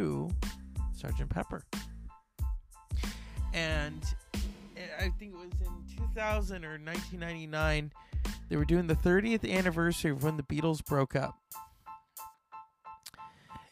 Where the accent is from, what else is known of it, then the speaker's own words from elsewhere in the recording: California, United States; I'm from California